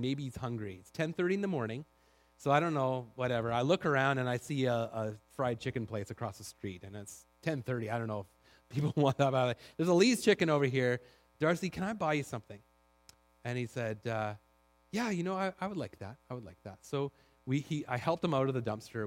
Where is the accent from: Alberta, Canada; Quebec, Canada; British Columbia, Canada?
British Columbia, Canada; Duncan; now in Langley, Canada; I grew up in Duncan